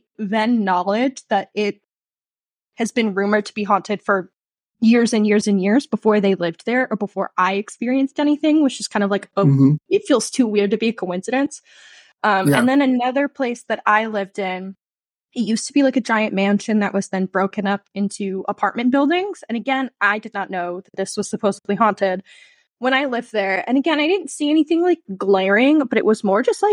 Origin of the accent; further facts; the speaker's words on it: New Jersey, United States; I am from a small old historical town in New Jersey, right along the Delaware. So that like famous photo of Washington crossing the Delaware is like a mile from where I grew up